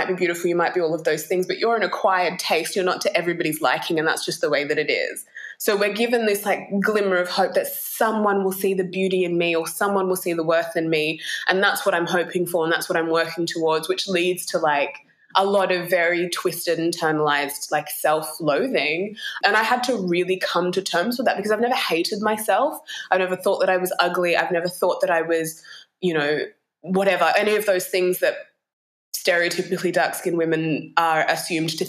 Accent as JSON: {"language": "English", "area": "Ku-ring-gai", "region": "New South Wales", "country": "Australia", "tie": "born or raised there", "also_born_or_lived": "Bor, South Sudan", "said": "where I grew up is called Kurungai or Gurungai"}